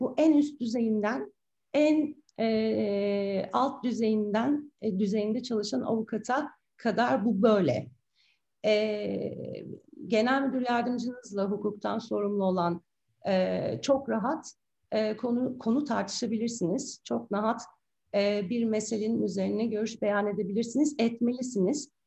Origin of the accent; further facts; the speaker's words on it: Istanbul, Turkey; İstanbul doğumluyum 1974